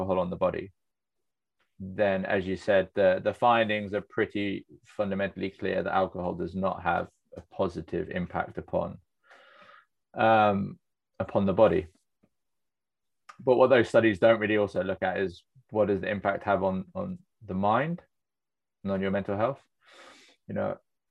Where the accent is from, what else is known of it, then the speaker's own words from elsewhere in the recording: Cornwall, South West England, United Kingdom; I grew up in Cornwall